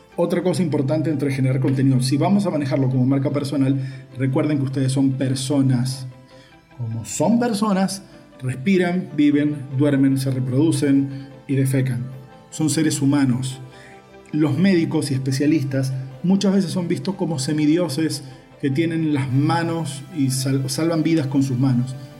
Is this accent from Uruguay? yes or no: yes; Uruguay; now in Valencia, Venezuela; porque desde que llegué a Venezuela en el 2003 todo el mundo me conoce como …